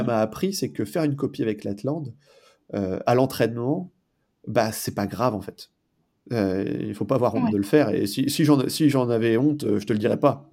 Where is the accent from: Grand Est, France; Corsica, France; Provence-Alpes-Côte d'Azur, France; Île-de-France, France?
Grand Est, France; foot of the Vosges, Moselle; moved away; also born or lived in Alps; dans les Vosges, euh, mhm. d'où je suis originaire, au pied des Vosges, en Moselle